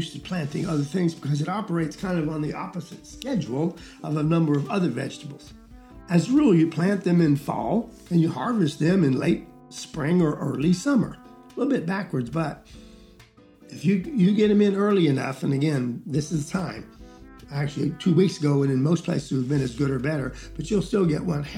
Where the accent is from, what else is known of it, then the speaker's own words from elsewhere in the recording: Georgia, United States; first language English; I'm from Georgia